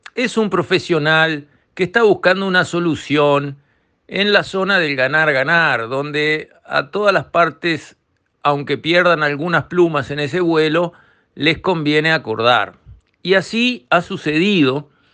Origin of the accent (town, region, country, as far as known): Uruguay